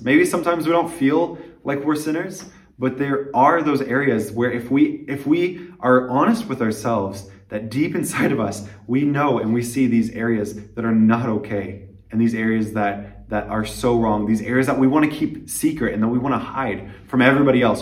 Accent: United States; moved away as an adult; now in Liberec, Czech Republic; I'm an American missionary in Liberec, Czech Republic

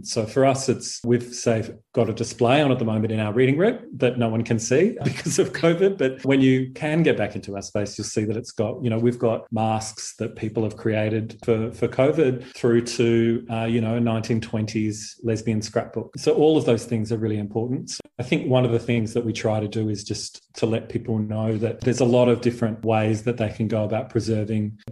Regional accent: Canberra, Australian Capital Territory, Australia; moved away as an adult; now in Melbourne, Australia; I'm from Canberra.

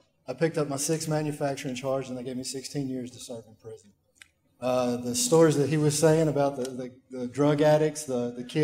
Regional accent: Waverly, Tennessee, United States; my hometown of Waverly, Tennessee

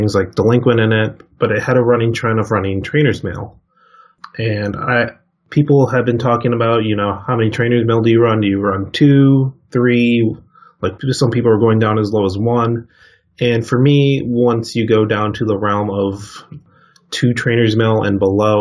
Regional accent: Virginia, United States; now in Seattle, United States; I live in Seattle, Washington now, and I'm originally from the East Coast in Virginia

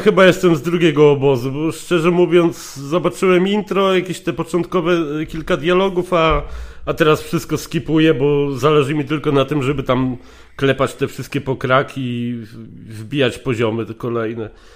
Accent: Legnica, Lower Silesian Voivodeship, Poland; now in Germany; Jestem z Legnicy

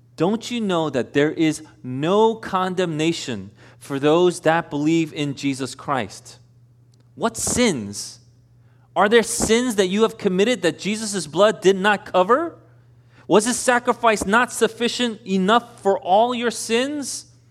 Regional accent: Elmhurst, United States; I'm from Elmhurst.

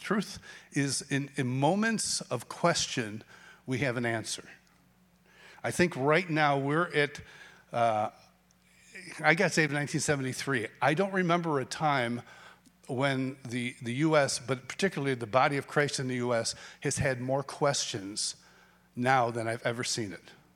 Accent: Rochester, New York, United States; I grew up in Rochester, New York

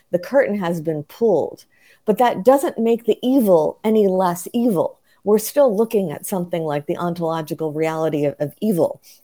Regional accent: United States; I was the only American there

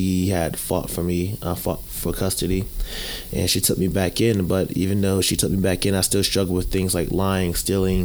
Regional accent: New Jersey, United States; now in Texas, United States; Growing up in New Jersey, it was rough, mainly because growing up with my mom

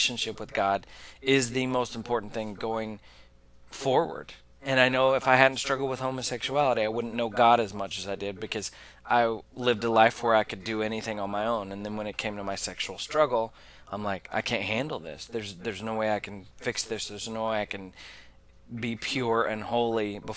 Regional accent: Oklahoma, United States; I'm from Oklahoma

